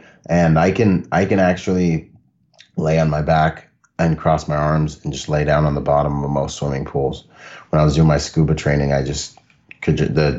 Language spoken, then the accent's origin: English; Bahamas; And growing up in the Bahamas, we lived in the water. Like, you weren't even cool if you couldn't dance or swim growing up. Like, you'd never have a girlfriend on the island, you know?